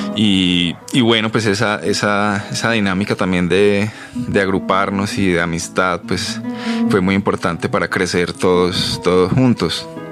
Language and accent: Spanish; Pereira, Risaralda, Colombia; also born or lived in Havana; now in Bogotá, Colombia; yo soy de Pereira, primero me vine a Bogotá a estudiar música